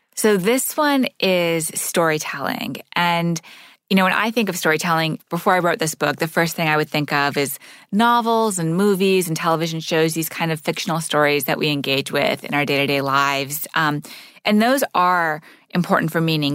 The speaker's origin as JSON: {"language": "English", "town": "Montreal", "region": "Quebec", "country": "Canada", "tie": "born or raised there", "said": "So I grew up in Montreal, living in a Sufi meeting house."}